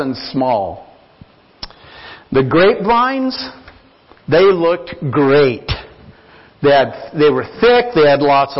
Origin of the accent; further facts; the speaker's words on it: Nampa, Idaho, United States; now in Longmont, United States; I grew up in Idaho on a small farm. We called it an acreage outside of Nampa, there in the country